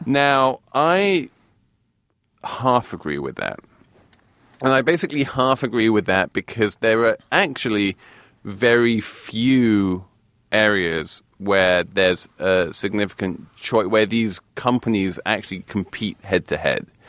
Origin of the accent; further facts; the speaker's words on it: England, United Kingdom; being English